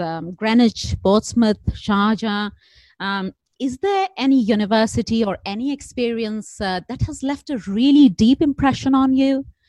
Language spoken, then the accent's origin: English; India; now in Hong Kong; I'm an Indian, of course.